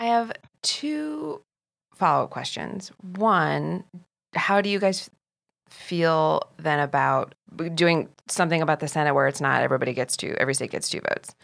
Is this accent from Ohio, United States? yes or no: yes; Ohio, United States; moved away; I come from the Midwest